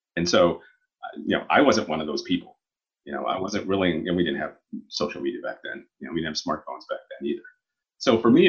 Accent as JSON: {"language": "English", "region": "Oklahoma", "country": "United States", "tie": "born or raised there", "said": "I grew up in Oklahoma and not very many people of color there, and particularly Black, mostly Native American, the higher minority population in Oklahoma."}